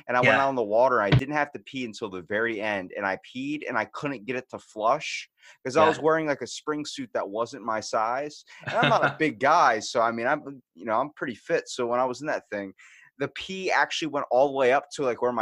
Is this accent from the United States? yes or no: yes; Maryland, United States; We're from Maryland, so we're about a good 12-hour drive from Florida